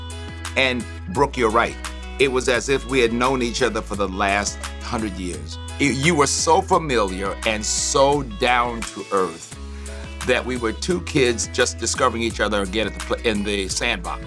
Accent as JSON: {"language": "English", "town": "Tuskegee", "region": "Alabama", "country": "United States", "tie": "born or raised there", "moved": "yes", "said": "I grew up on a university campus. I grew up on Tuskegee."}